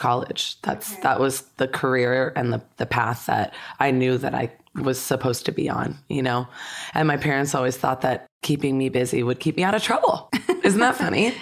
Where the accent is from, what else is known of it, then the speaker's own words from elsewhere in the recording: Santa Clarita Valley, California, United States; I grew up in the Santa Clarita Valley